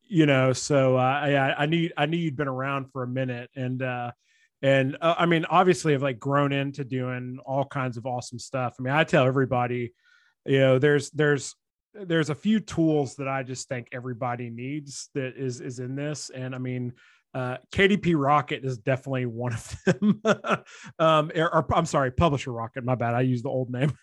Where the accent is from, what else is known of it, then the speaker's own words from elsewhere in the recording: Nashville, Tennessee, United States; we're both from the Nashville area